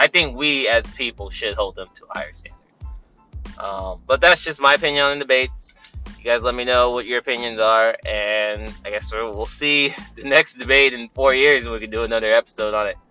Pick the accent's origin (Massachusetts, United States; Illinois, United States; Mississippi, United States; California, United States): California, United States; I'm from California